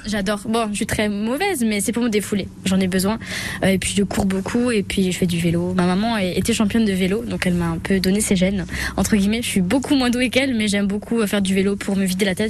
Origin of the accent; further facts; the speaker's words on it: Sarreguemines, Grand Est, France; j'ai grandi ici, je suis née à Sarguemine